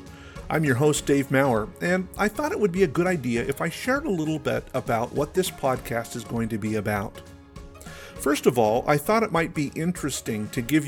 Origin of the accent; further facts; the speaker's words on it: Pacific Northwest, United States; also born or lived in La Paz, Bolivia / Peru; I was born in La Paz, Bolivia, and lived in a small city in Peru until I was about 5. Then, my parents became pastors, and we lived in a couple of different cities in the beautiful Pacific Northwest